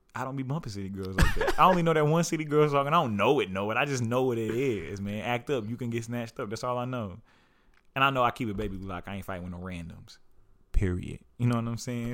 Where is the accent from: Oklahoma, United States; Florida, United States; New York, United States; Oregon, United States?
Oklahoma, United States; I'm from the Southwest